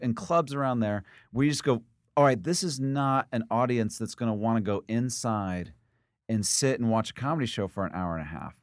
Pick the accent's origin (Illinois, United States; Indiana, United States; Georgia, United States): Indiana, United States; Indianapolis; moved away; also born or lived in Missouri / New York; I moved to Indiana when I was, uh, four, and spent most of my life in Indiana